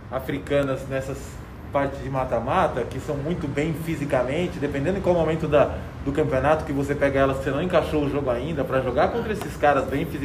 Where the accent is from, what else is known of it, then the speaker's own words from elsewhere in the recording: Brazil; porque eu sou brasileiro